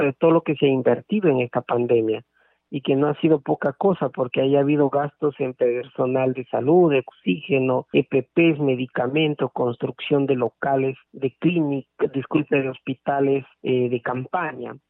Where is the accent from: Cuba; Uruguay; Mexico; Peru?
Peru; para la justicia fiscal tributaria de nuestro país